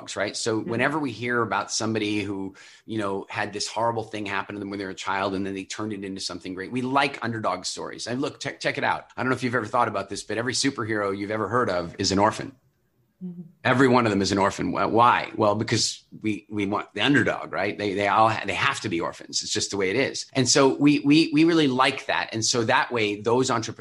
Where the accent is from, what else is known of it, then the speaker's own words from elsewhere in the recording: Halifax, Nova Scotia, Canada; moved away; I moved back to my hometown, Halifax